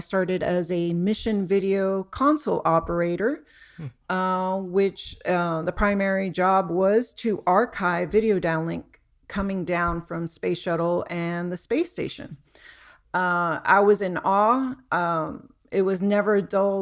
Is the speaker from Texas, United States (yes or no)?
no; Homestead, Florida, United States; where I grew up down in Homestead, Florida, which is about 40 miles south of Miami